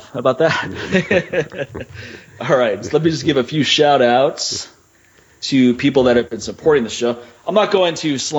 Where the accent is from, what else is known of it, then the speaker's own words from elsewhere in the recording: Washington, District of Columbia, United States; moved away; also born or lived in Los Angeles; I grew up in Washington, D.C.